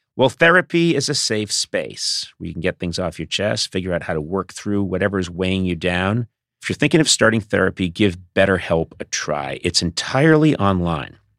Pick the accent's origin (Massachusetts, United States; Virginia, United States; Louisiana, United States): Massachusetts, United States; Boston; I am from Boston.